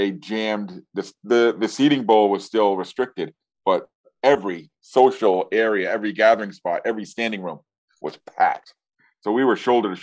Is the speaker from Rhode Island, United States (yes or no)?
yes; Rhode Island, United States; moved away as an adult; now in Massachusetts, United States; Even though I am now a masshole, you know, I grew up in Rhode Island